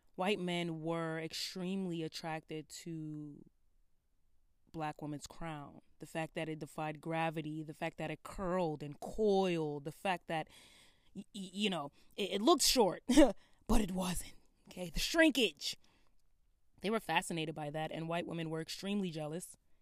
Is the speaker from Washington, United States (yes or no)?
no; Brooklyn, New York, United States; I'm from Brooklyn